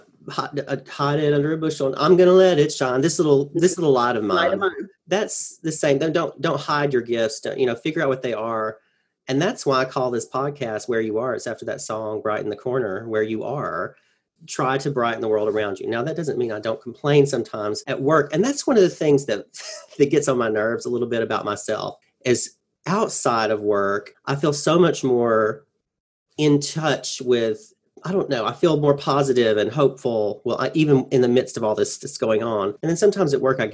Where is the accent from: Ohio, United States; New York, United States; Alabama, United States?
Alabama, United States; Hulaco; I grew up in Church of Christ up there in Hulaco, Alabama